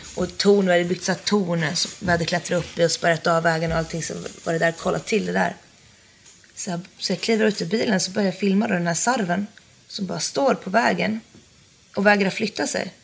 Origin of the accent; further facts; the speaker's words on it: Jokkmokk, Norrbotten County, Sweden; moved away; från byn där jag kommer från, Jokkmokk